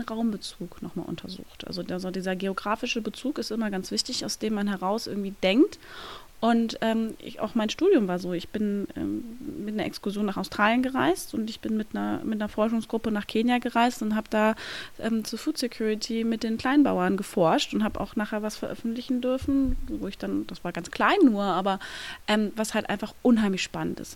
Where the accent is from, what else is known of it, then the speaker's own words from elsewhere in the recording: surroundings of Cologne, North Rhine-Westphalia, Germany; ich komme aus dem Umland von Köln, bin da groß geworden, habe mein ganzes Leben dort verbracht